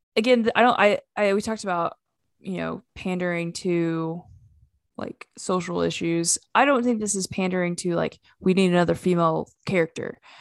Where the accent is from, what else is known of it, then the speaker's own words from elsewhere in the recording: United States; we're just from Oklahoma and Arkansas